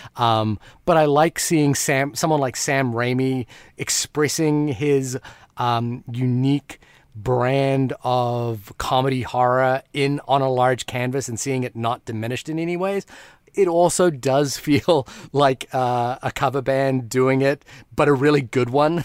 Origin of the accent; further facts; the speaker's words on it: Fiji; moved away; When I grew up in Fiji, I talk about, like, getting, having to get coconuts from the tree behind the house